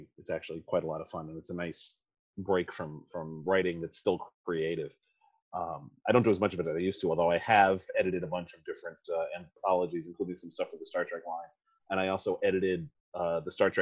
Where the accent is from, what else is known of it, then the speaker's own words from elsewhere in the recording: New York City, New York, United States; also born or lived in New Jersey; I was born in New York City, 48 years ago, and never left